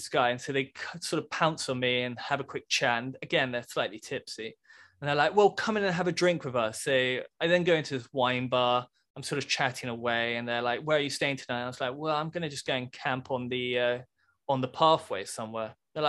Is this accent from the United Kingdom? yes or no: yes; United Kingdom; And anyway, in my slightly British way, I was like, no, I'm actually from Britain.